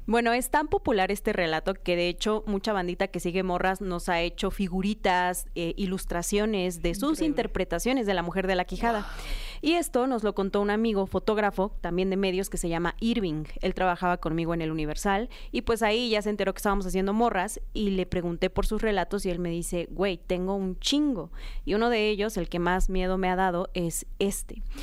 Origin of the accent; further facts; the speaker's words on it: Oaxaca, Mexico; yo soy de Oaxaca